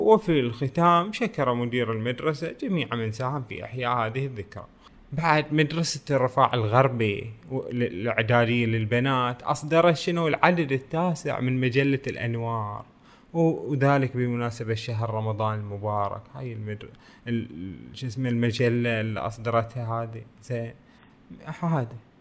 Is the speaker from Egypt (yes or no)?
no; Bahrain; بلدنا البحرين